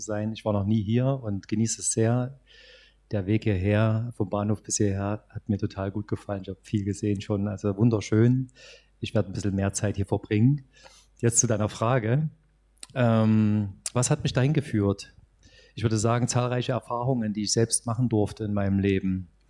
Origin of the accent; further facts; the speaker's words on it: Saxony, Germany; bei uns in Sachsen